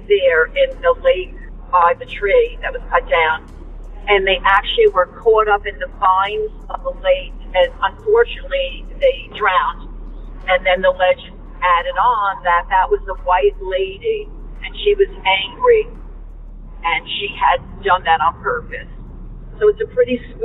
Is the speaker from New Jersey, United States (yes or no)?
yes; New Jersey, United States; There was a very large park in a part of New Jersey